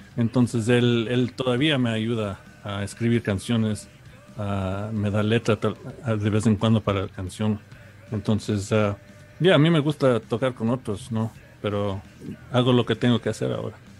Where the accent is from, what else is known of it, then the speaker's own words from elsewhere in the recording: New York, United States; yo nací en Nueva York en los 75